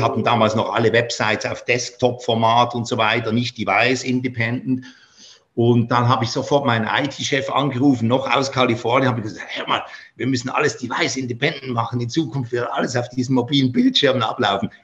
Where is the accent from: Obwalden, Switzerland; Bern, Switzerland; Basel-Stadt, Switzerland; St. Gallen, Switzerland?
Basel-Stadt, Switzerland; Basel; moved away; nach Basel mit denen in meine Heimatstadt